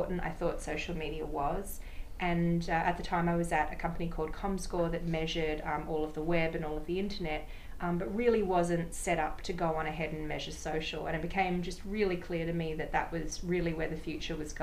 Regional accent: Sydney, New South Wales, Australia; moved away as an adult; now in New York, United States; came out from my hometown of Sydney, Australia, about 12 years ago now

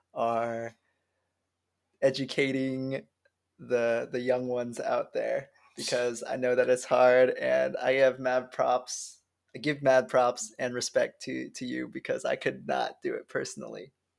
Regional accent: Midwest, United States; born or raised there

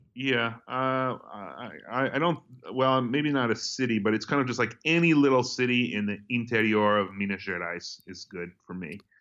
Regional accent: United States

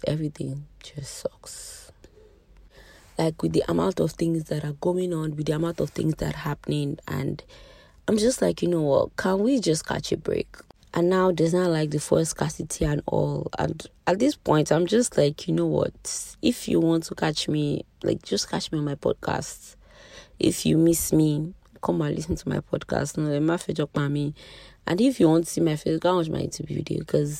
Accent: Nigeria; being Nigerian, living in Nigeria, is an extreme sport.

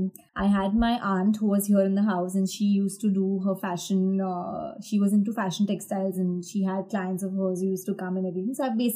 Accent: Ahmedabad, Gujarat, India; Yeah. I'm basically from Ahmedabad only.

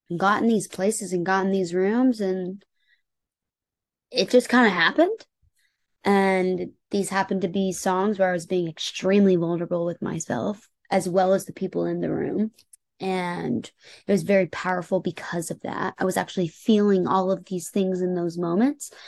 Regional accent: Indianapolis, Indiana, United States; moved away as an adult; also born or lived in Los Angeles, United States; now in Nashville, United States; growing up in Indiana

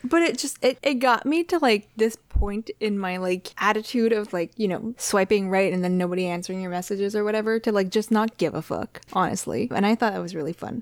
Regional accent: Canada; first language French; English is a second language; French is my first language. It is a linguistic minority in Canada, but I didn't have a choice but to learn English.

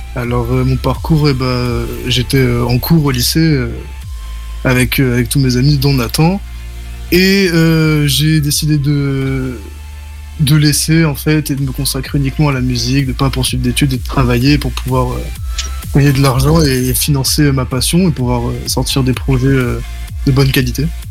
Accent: Nice, Provence-Alpes-Côte d'Azur, France; je viens de Nice

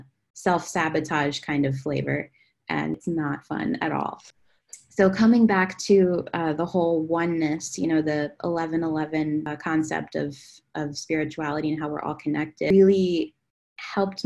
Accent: Claymont, Delaware, United States; Originally, I'm from Delaware, Claymont, Delaware

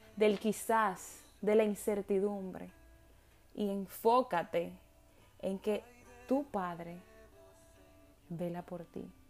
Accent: Dominican Republic; Las dos dominicanas coincidimos

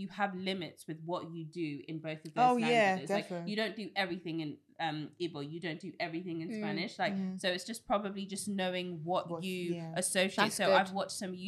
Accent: United Kingdom; accent: British; my British accent comes out

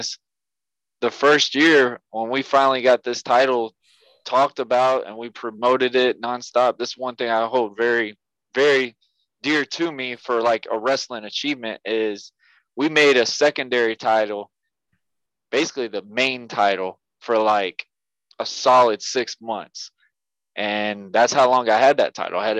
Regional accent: Yulee, Florida, United States; my hometown, Yulee, Florida

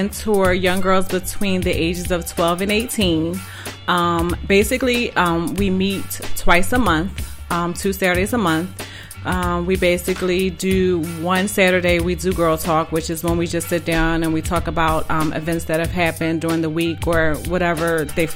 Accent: Philadelphia, Pennsylvania, United States; Born and raised in Philadelphia.

